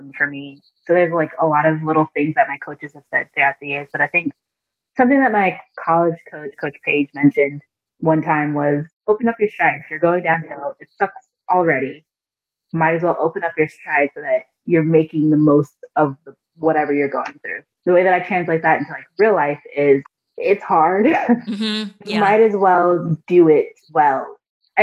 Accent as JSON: {"language": "English", "country": "Nigeria", "said": "I'm Nigerian."}